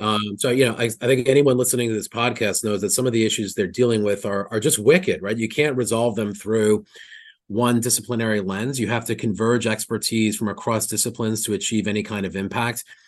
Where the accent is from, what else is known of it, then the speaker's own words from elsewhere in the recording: New York, United States; I'm a New Yorker